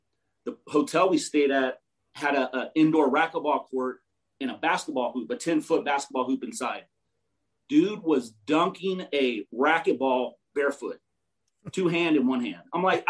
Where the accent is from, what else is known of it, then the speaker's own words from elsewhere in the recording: Duarte, California, United States; I grew up in Duarte, Duarte.